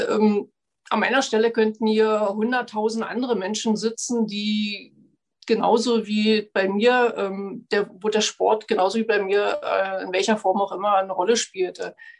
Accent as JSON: {"language": "German", "town": "Frankfurt", "region": "Brandenburg", "country": "Germany", "said": "bei uns in Frankfurt-Oder"}